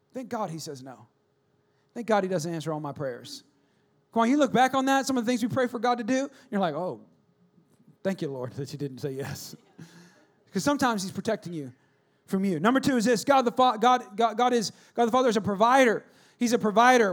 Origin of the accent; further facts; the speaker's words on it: California, United States; now in Texas, United States; I grew up in California, so I didn't grow up with snow at all